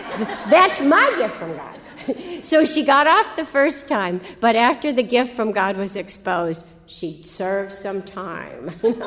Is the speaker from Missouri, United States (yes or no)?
yes; St. Louis, Missouri, United States; she found out I was from St. Louis